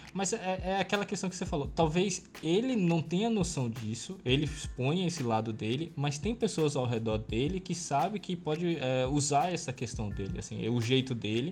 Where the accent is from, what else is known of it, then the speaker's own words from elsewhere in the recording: Pernambuco, Brazil; also born or lived in São Paulo; Eu nasci em São Paulo, mas eu sou criado aqui em Pernambuco. Então eu me considero ah, pernambucano.